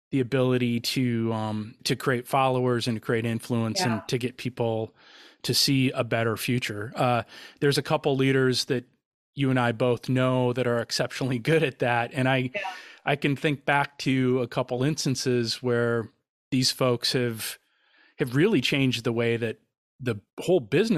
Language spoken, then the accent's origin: English; Wisconsin, United States; I'm from Wisconsin